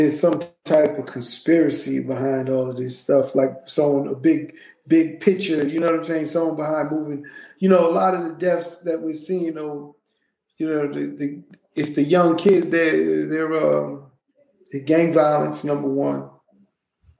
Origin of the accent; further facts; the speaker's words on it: New York City, New York, United States; also born or lived in Brownsville, Brooklyn; I was raised in Hollis, Queens.